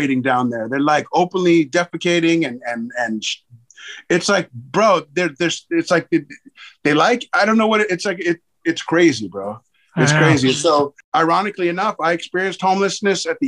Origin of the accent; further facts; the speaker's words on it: Los Angeles, California, United States; growing up in Hollywood in that era